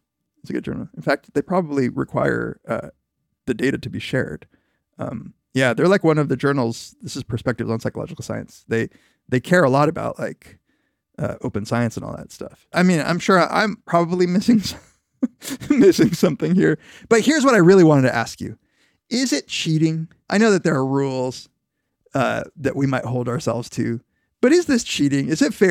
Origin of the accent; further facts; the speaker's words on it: Argentina; born there; I was born in Argentina, for fuck's sake.